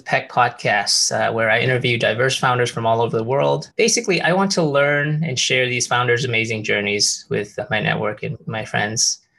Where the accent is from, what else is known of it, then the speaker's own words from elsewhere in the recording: Penang, Malaysia; I've spent a lot of time growing up in Malaysia, but I grew up in Penang, and you know, the island you can drive around in 2 hours